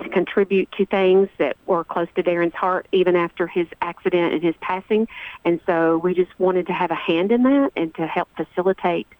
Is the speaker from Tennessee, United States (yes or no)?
yes; Rutherford County, Tennessee, United States; I was born and raised here as well